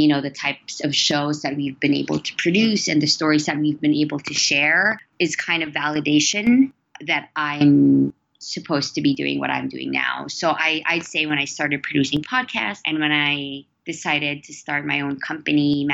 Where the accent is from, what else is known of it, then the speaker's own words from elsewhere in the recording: Philippines; So I'm Filipino. I was born and raised in the Philippines